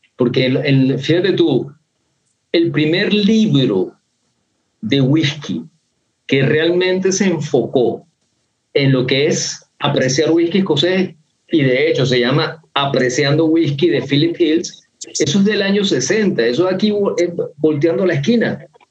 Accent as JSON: {"language": "Spanish", "country": "Venezuela", "said": "yo soy un venezolano raro"}